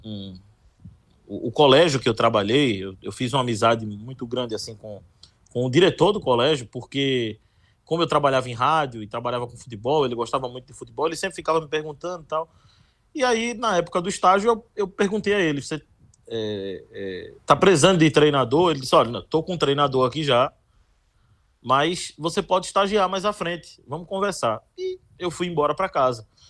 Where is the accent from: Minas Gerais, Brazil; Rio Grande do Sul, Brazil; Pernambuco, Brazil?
Pernambuco, Brazil; Olinda; also born or lived in Recife; Eu, eu nasci no Recife apenas, mas fui criado desde que nasci em Olinda.